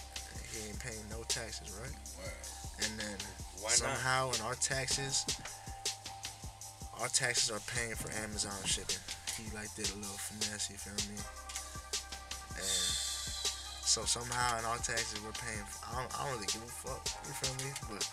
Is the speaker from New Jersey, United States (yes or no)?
no; Pembroke Pines, Florida, United States; now in North Miami, United States; I was born in North Miami. Lived there until I was like 5, and I moved to Pembroke Pines.